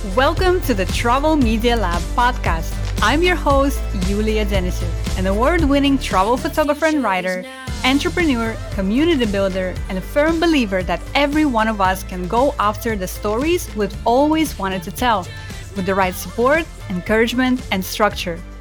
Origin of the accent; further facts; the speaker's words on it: Almaty, Kazakhstan; moved away; I was born in Almaty, which is the biggest city in the country